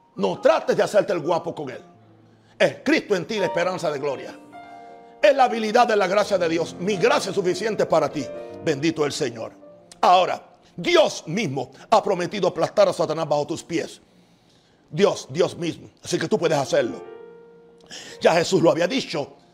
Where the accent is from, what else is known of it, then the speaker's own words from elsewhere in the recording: United States; soy gringo, no porque soy americano